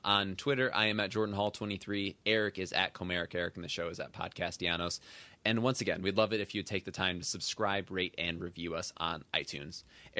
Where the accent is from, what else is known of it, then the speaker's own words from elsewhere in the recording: Ann Arbor, Michigan, United States; I was born in Ann Arbor.